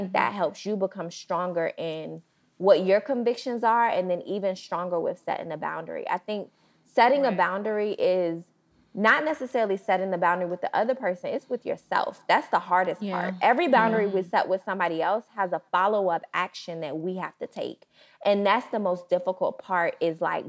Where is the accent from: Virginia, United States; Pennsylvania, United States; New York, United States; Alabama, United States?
Virginia, United States; Portsmouth; moved away as an adult; now in Nashville, United States; our home is in Virginia. So we're both from Portsmouth, Virginia, 757